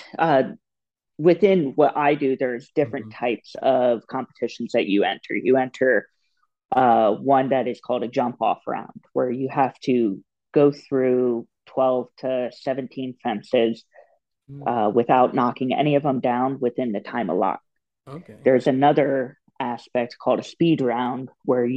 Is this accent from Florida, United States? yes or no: yes; Florida, United States; I'm from Florida originally